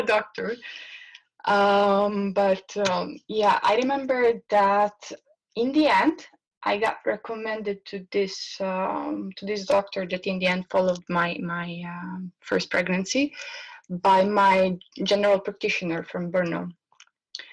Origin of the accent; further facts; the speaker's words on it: Bosnia & Herzegovina; moved away; I'm from Bosnia